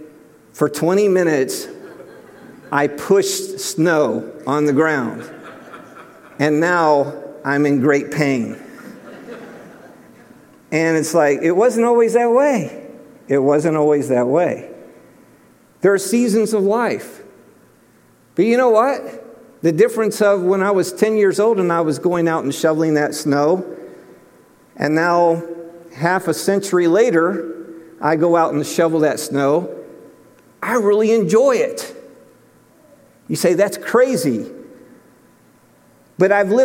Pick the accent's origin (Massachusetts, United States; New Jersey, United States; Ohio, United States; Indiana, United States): Ohio, United States; Cleveland; moved away; growing up in Cleveland, Ohio